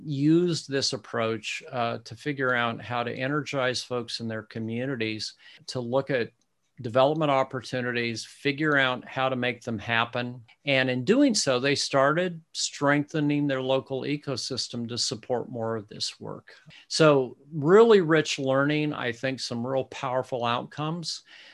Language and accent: English; Midwest, United States; Yeah, I'm a Midwesterner, so yeah. I don't quite get it right.